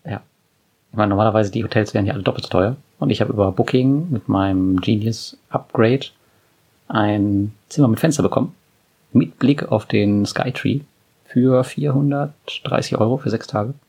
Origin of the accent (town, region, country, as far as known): Germany